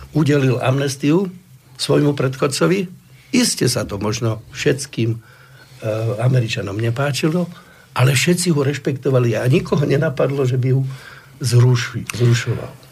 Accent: Slovakia; sme zo Slovenska

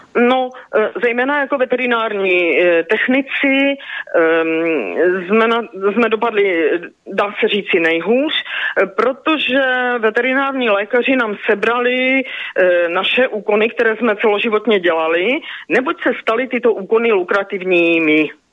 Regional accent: Ostrava, Moravian-Silesian Region, Czechia; now in Čeladná, Czech Republic; narodila jsem se v roce 1957 v Ostravě, v centru Ostravy.

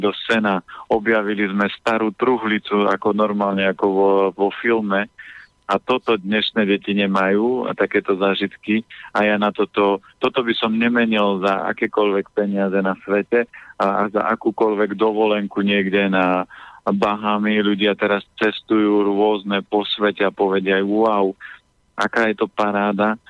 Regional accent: Orava, Žilina Region, Slovakia; ja som z Oravy a ja nikdy nenechám dopustiť na uh, na dedinu, na prírodu

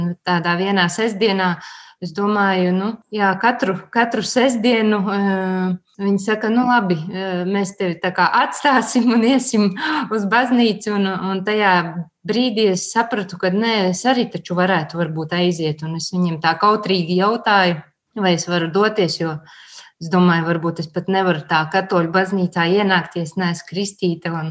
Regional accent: Latvia; born there; Esmu Latvijai, esmu dzimusi Latvijā, esmu arī kopienā konsekrēta māsa un arī es esmu katoliete.

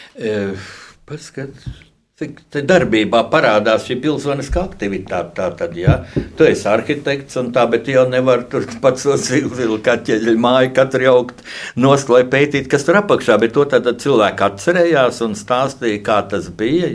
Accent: Riga, Latvia; es arī esmu dzimis Rīgā

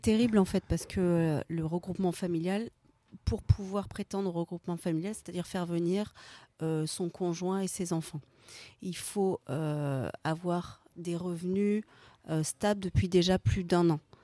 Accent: France; nous en tant que Français

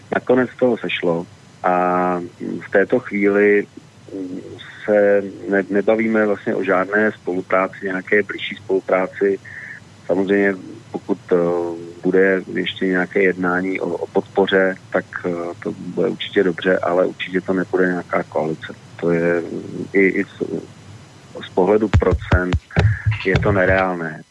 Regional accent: Prague, Czechia; moved away as an adult; now in Central Bohemian Region, Czech Republic; narodil jsem se v Praze, žil jsem tam celý život, ve středních Čechách vlastně teď posledních deset let

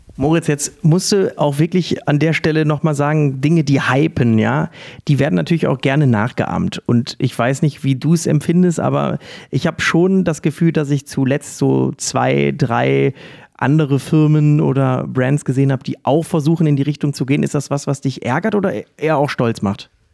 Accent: Essen, North Rhine-Westphalia, Germany; in meiner Heimatstadt im Perlenkind Essen

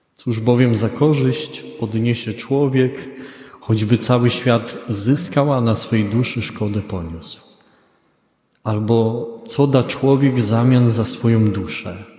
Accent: Greater Poland, Poland; ja jestem z Wielkopolski

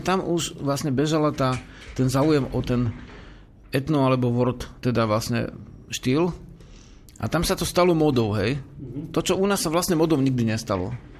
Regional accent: Slovakia; sme Slováci

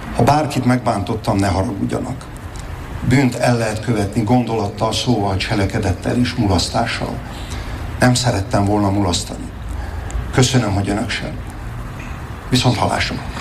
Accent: Hegykő, Győr-Moson-Sopron, Hungary; Széchenyi birtokon Alexandra és Bea grófnőkkel együtt hegykőn születtünk

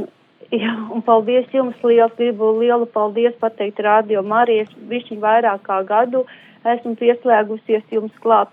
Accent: Ventspils, Kurzeme, Latvia; esam paši no Vēnspils.

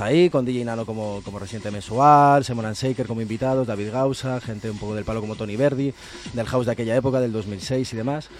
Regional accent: Guadalajara, Castilla-La Mancha, Spain; yo soy de Guadalajara

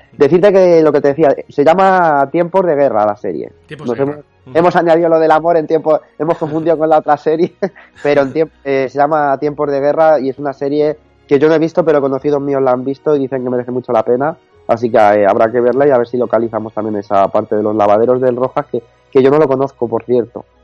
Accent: Toledo, Castilla-La Mancha, Spain; los que somos toledanos

